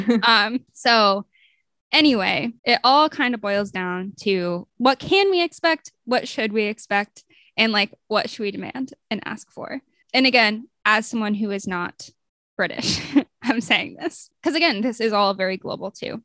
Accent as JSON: {"language": "English", "country": "United States", "said": "as an American"}